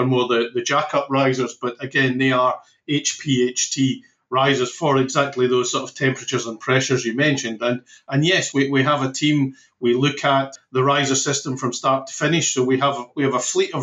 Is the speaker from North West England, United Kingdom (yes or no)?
no; West Coast of Scotland, United Kingdom; I'm from the West Coast, but West Coast of Scotland.